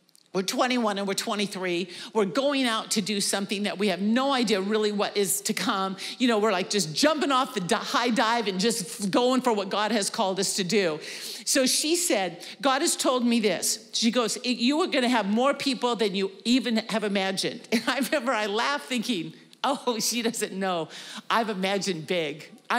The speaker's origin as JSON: {"language": "English", "town": "Wenatchee", "region": "Washington", "country": "United States", "said": "Casey always teases I'm from Wenatchee, but basically my family moved all of my life and I graduated in Wenatchee."}